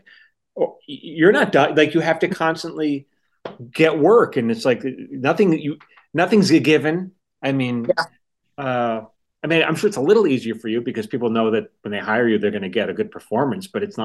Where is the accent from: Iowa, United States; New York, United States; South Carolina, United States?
New York, United States; I was from New York